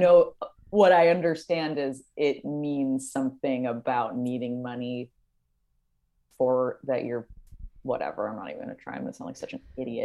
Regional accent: Los Angeles, California, United States; I'm from Los Angeles

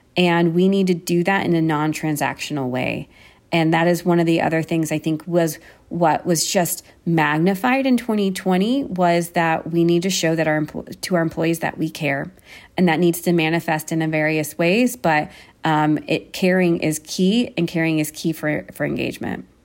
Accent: United States; moved away as an adult; now in Berlin, Germany; I am American

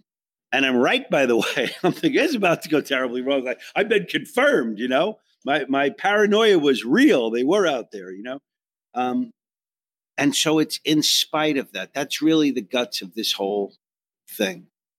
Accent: New York, United States; I came from Long Island. A big trip for me was Manhasset, you know.

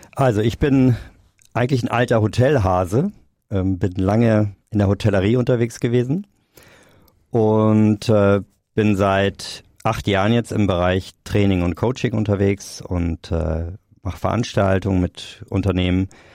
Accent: Hamburg, Germany; Ich komme aus Hamburg

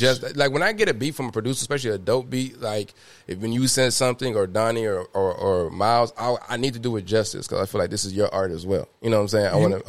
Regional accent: DeSoto, Texas, United States; we're from DeSoto or Cedar Hill or Duncanville

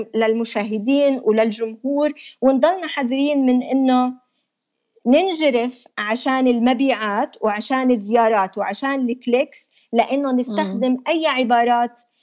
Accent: Jordan; عندنا بالاردن ما في نظام اتصال متماسك

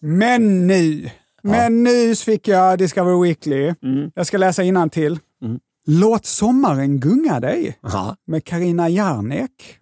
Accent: Lund, Skåne, Sweden; accent: Scanian; jag är ju från Lund

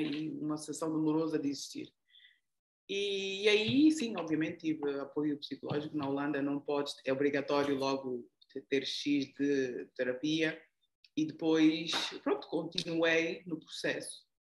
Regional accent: Angola; first language Portuguese; sou daqui da Angola

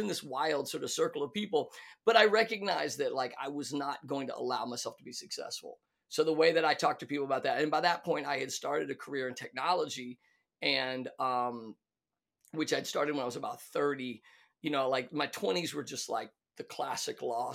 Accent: the South, United States; moved away as an adult; now in California, United States; I'm from the South, you know, this is not a made up character. So I grew up in the South

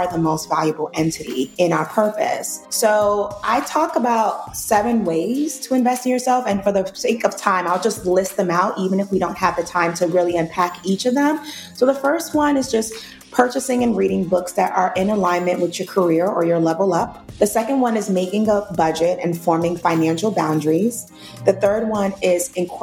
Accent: New York City, New York, United States; I grew up in the projects of Brooklyn, New York.

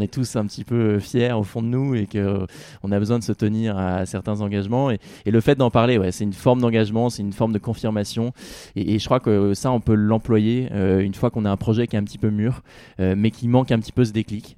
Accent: Rouen, Normandy, France; même si c'était en Normandie, c'était chez moi, chez mes parents

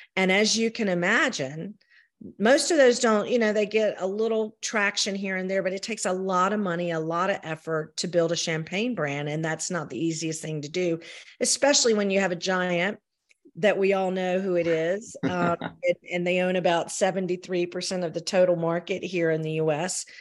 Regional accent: the South, United States; accent: Southern; I am a Southerner

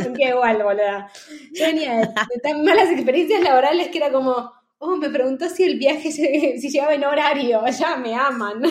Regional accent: Argentina; moved away as an adult; also born or lived in Amsterdam, Netherlands / Barcelona, Spain; now in Madrid, Spain; vengo de Argentina

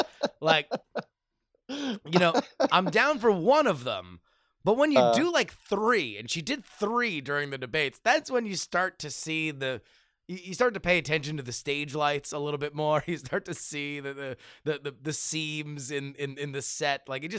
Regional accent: Minnesota, United States; I'm from Minnesota. Minnesota's basically Iowa. We're the same people.

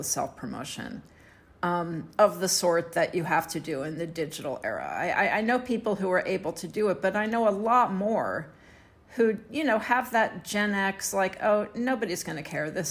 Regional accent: Houston, Texas, United States; in Houston, Texas, my hometown

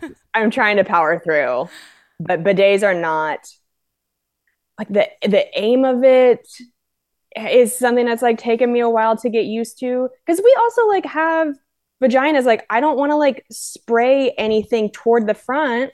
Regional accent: Spokane, Washington, United States; also born or lived in Cheney, Washington / Los Angeles; now in Minneapolis, United States; I was born and raised in Spokane, uh, but then in fourth grade, I moved out to Cheney.

